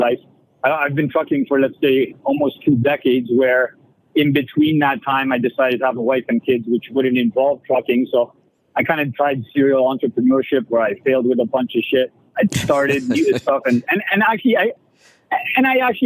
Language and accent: English; Canada; I'm a Canadian